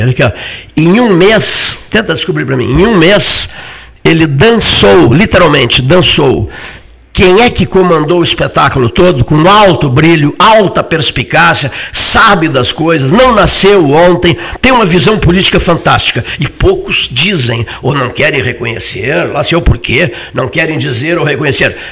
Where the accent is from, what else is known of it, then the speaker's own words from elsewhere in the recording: Cerrito, Rio Grande do Sul, Brazil; Eu sou lá do Cerrito